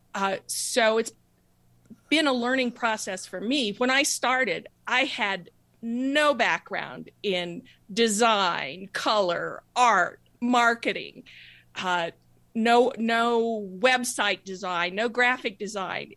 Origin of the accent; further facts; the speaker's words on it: New Mexico, United States; I grew up in New Mexico